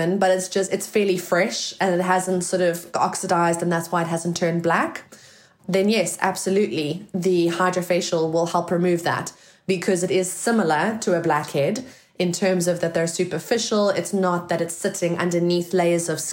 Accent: South Africa; moved away as an adult; now in United Kingdom; I come from South Africa, guys, in case you sort of can't hear the accent

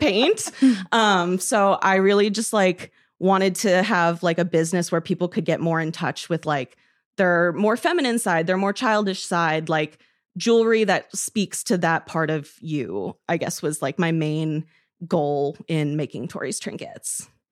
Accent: Roscoe, Illinois, United States; moved away; also born or lived in Madison; I'm from Roscoe, Illinois, which is, like, a small town

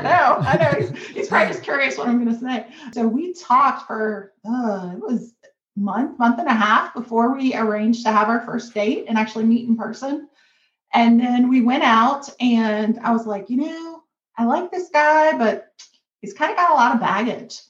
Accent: Kentucky, United States; I'm from Kentucky, a very small town in Kentucky, um, a rural community. Like I grew up

